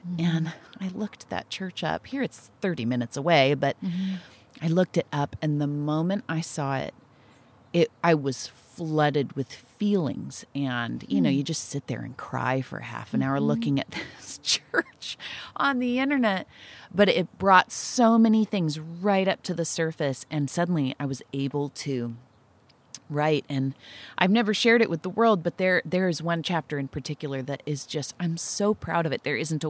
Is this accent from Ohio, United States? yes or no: no; Nipomo, California, United States; And the church, I grew up in Napomo, this little Presbyterian church